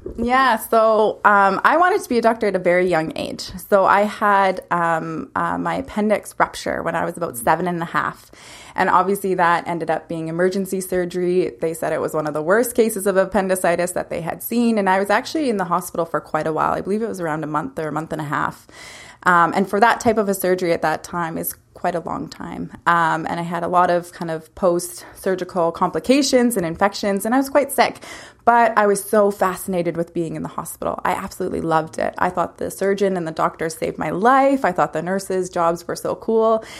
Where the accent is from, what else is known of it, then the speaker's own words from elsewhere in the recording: Lumsden, Saskatchewan, Canada; moved away as an adult; also born or lived in Calgary / Vancouver; now in Peachland, Canada; growing up in a small town, uh, it was great. It was a lot of fun. Um, and it's uh, I'm from Lumsden, so it's about 20 minutes outside of Regina.